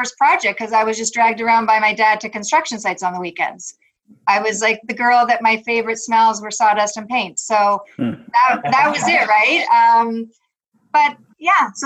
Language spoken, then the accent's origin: English; Thornhill, Ontario, Canada; I grew up in Thornhill, which, you know, as a child, that felt like really, really far away from Toronto